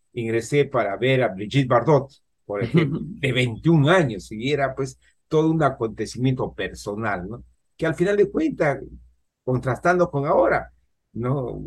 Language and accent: Spanish; Huánuco, Peru; moved away; Yo provengo de Huánuco, ¿no? Una, una ciudad. Allá en mi juventud no había mucha electricidad